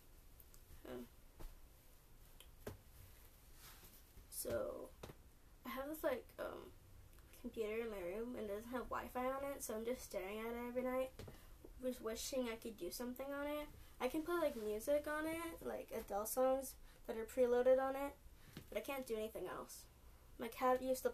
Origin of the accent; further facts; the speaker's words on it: California, United States; I'm from California